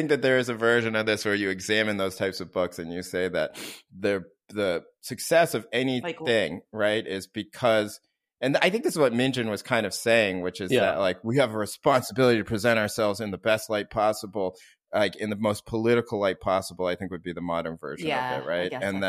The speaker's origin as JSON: {"language": "English", "town": "Scarsdale", "region": "New York", "country": "United States", "tie": "born or raised there", "said": "maybe sometimes my life was not as easy as it was for my white classmates growing up in Scarsdale, New York."}